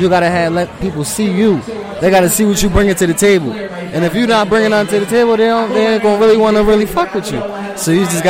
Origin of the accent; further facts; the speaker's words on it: Philadelphia, Pennsylvania, United States; I'm from North Philly. 21st and Erie.